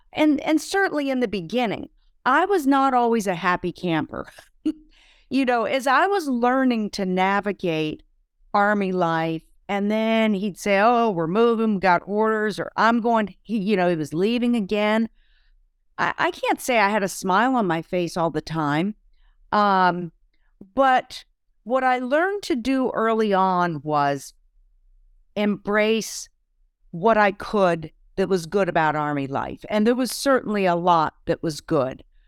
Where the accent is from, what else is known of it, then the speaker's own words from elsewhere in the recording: Vermont, United States; moved away as an adult; also born or lived in Heidelberg; we're both from Vermont, we'd go back home to Vermont